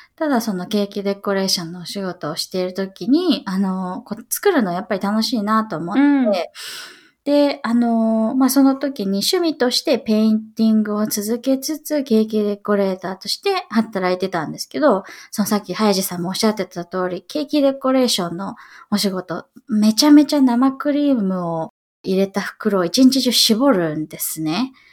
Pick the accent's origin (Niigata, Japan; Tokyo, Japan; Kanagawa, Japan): Kanagawa, Japan; Yokosuka; moved away as an adult; also born or lived in New York, United States; now in Seattle, United States; 横須賀で、地元が横須賀です。